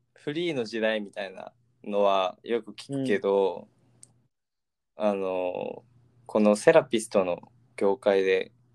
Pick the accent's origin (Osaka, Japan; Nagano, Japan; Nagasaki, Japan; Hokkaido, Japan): Nagasaki, Japan; moved away as an adult; also born or lived in Fukuoka; now in Nagoya, Japan; もともとだけ長崎で育って大学福岡っていう感じやったけど